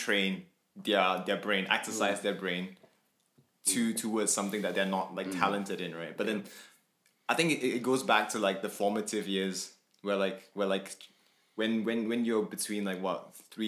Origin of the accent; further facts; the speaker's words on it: Kuala Lumpur, Malaysia; moved away as an adult; now in Coventry, United Kingdom; from Malaysia, grew up in KL